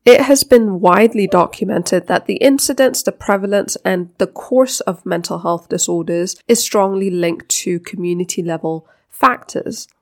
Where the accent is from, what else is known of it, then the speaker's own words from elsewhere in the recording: Denmark; now in Africa; I was born in Denmark, so I'm Danish by birth